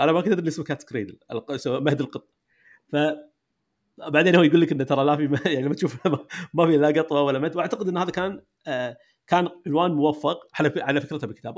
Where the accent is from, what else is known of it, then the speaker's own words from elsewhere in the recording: Kuwait; أنت والقفاص وأنا كويتيين